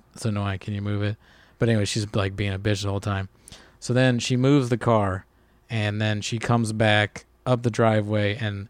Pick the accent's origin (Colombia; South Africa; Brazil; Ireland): Ireland; I mean, even being just Irish, I think there's like a tradition there